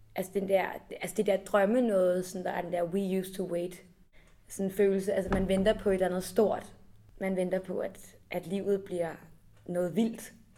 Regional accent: Copenhagen, Capital Region of Denmark, Denmark; jeg kommer fra København, og sådan aldrig rigtig har oplevet andet end at være meget tæt på mine rødder

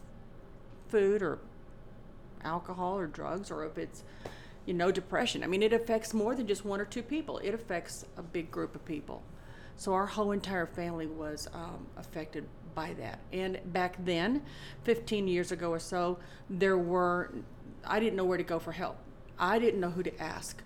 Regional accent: Indianapolis, Indiana, United States; when I was a kid growing up in Indianapolis

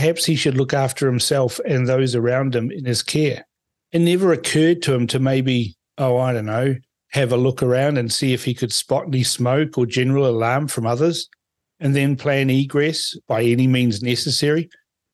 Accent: New Zealand; also born or lived in Fiji; I was born in Fiji, but have lived most of my life in New Zealand

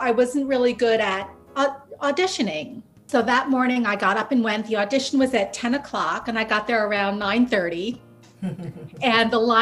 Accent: West Orange, New Jersey, United States; I'm from West Orange, New Jersey

